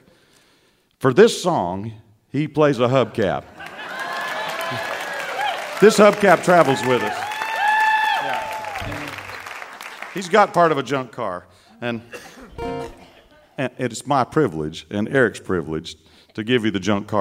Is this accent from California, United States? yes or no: no; Mississippi, United States; Growing up in Mississippi, spare time is our major export in Mississippi